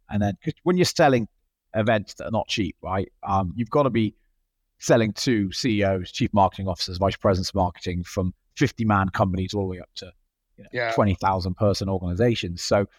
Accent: Australia; Yeah, I'm the Aussie.

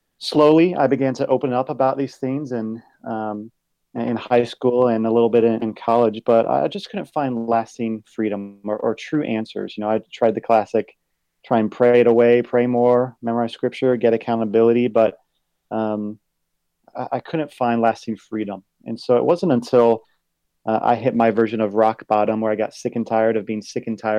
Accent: Virginia Beach, Virginia, United States; now in Dallas, United States; I'm originally from Virginia Beach, Virginia

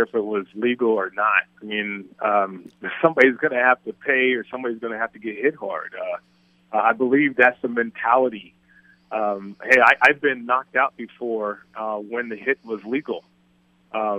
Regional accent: Las Vegas, Nevada, United States; also born or lived in Colorado; I'm from Vegas

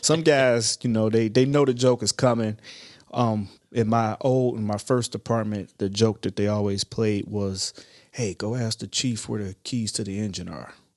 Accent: Ohio, United States; moved away as an adult; I'm originally from Ohio

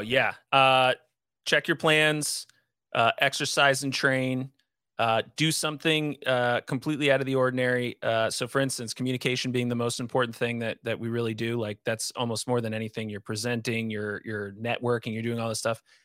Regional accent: Northeast, United States; growing up in the Northeast

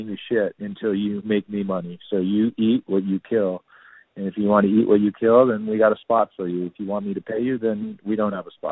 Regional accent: Danville, California, United States; now in New York City, United States; I grew up in a really cool suburb in Northern California called Danville.

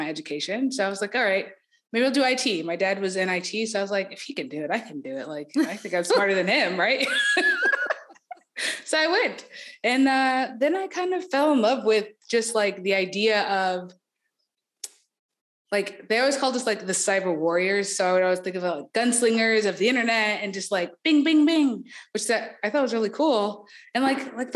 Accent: Marietta, Georgia, United States; moved away; I'm from Marietta, Georgia, which is like a small suburb of Atlanta.

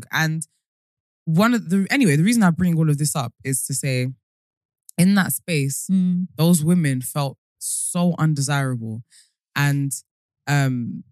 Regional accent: United Kingdom; accent: British; also born or lived in Colombia; I'm from the UK

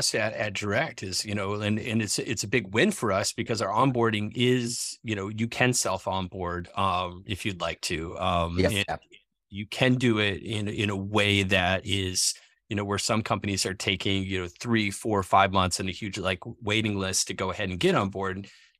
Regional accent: New England, United States; moved away; I'm from New England, right? And we moved out of New England. Used to go back to.

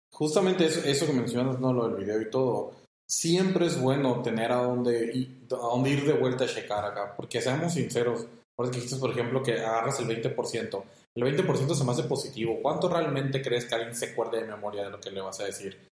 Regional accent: Mexico; como mexicanos

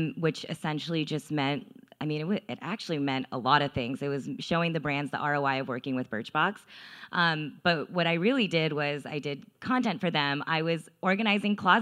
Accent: Texas, United States; I'm from Texas, and my family is super, super traditional

